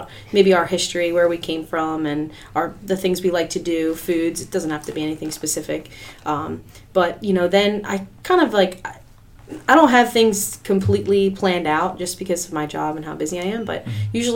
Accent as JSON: {"language": "English", "region": "Pennsylvania", "country": "United States", "moved": "as an adult", "lives_now": "Ocean View, United States", "said": "I'm actually originally from Pennsylvania"}